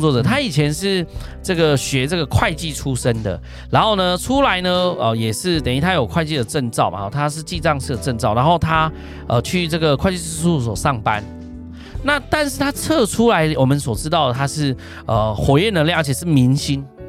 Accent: Ren'ai Township, Nantou County, Taiwan; moved away; 我是来自南投人爱香，澳安大的原住民的孩子

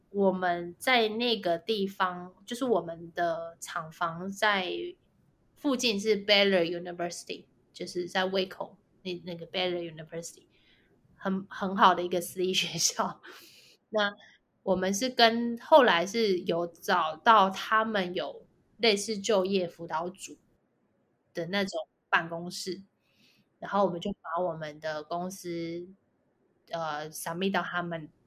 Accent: Taiwan; 我们就是土生土长，在台湾念书，然后在台湾工作嗯哼。，就是打拼到现在的

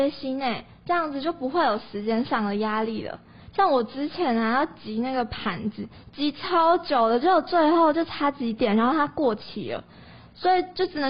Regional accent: Pingtung County, Taiwan; moved away; 跟我们两个一样，都是土生土长的屏东人。

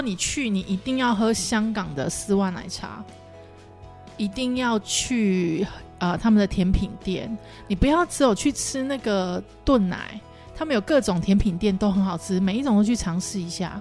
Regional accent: Taiwan; 我们台湾人

